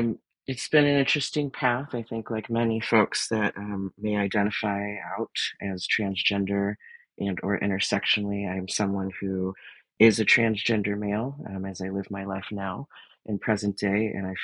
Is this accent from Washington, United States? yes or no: no; Detroit, Michigan, United States; And, you know, growing up in the Motor City and having all these big car companies and unions, you know, that was kind of my milieu.